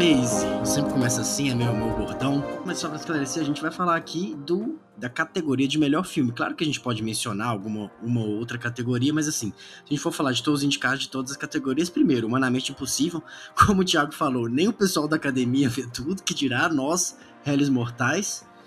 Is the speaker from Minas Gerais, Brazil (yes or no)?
yes; Belo Horizonte, Minas Gerais, Brazil; Eu sou de Belo Horizonte